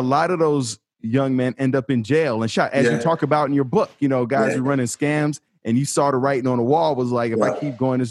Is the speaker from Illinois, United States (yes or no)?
yes; Chicago, Illinois, United States; I'm from Chicago